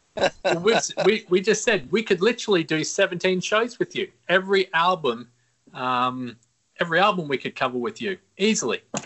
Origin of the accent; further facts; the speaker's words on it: Australia; born and raised in Australia